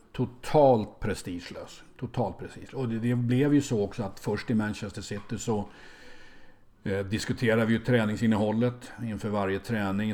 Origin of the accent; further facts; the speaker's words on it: Sweden; som svensk